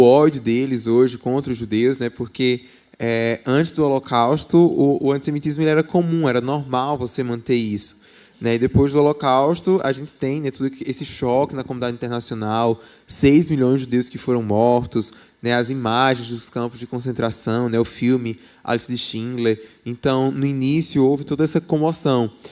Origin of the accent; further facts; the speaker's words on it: Paraíba, Brazil; now in Belo Horizonte, Brazil; sou da Paraíba, né, por isso meu sotaque